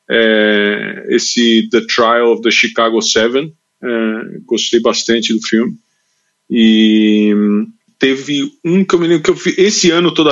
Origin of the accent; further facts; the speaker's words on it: São Paulo, Brazil; Cara, eu nasci em São Paulo, eu nasci na Vila Mariana, depois vivi o resto da minha vida no Brasil, ali entre Santa Cecília e Genópolis